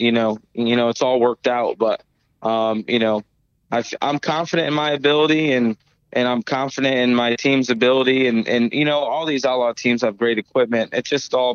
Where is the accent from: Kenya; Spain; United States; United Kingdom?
United States; Connecticut; I'm from Connecticut. I'm not from Ohio. I'm not from California. I'm not from Pennsylvania. You know, I'm not from these hotbeds of sprint car racing. So I guess I have a little bit of a different outlook and was raised different